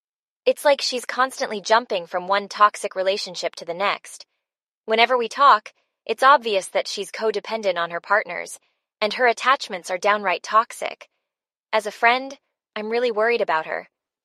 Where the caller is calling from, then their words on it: Portland, United States; Hey Brainwaves … I'm calling from Portland.